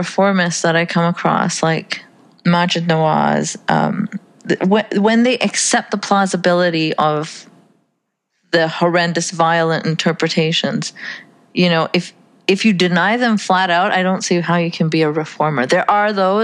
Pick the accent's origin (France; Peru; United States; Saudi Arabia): Saudi Arabia; moved away; I grew up in Saudi Arabia